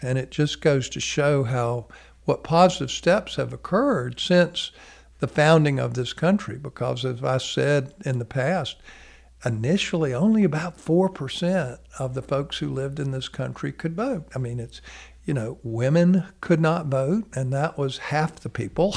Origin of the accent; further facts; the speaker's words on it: United States; being an American